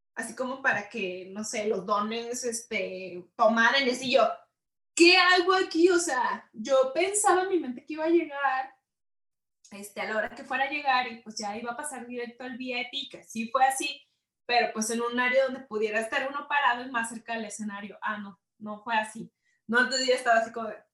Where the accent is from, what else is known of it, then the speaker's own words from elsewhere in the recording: Guadalajara, Jalisco, Mexico; soy provinciana de Guadalajara